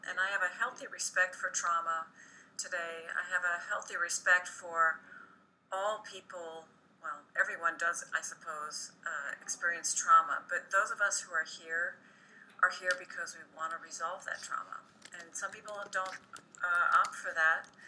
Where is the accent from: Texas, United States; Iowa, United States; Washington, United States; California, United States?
California, United States; Redondo Beach; I was raised in Southern California, in Redondo Beach, California